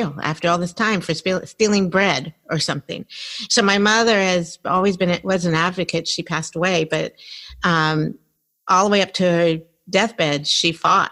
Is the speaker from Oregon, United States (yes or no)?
no; Silver Spring, Maryland, United States; I grew up in Silver Spring, Maryland